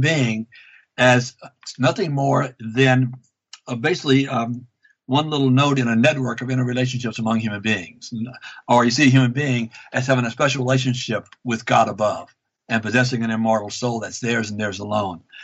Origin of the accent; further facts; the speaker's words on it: Louisiana, United States; moved away as an adult; now in Vancouver, Canada; I grew up in Louisiana